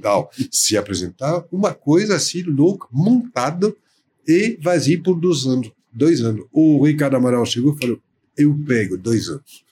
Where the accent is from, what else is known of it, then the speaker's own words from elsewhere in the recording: Paris, Île-de-France, France; Portuguese is a second language; moved away as an adult; also born or lived in São Paulo, Brazil; now in Brazil; de origem francesa, né? Uhum. nascida na França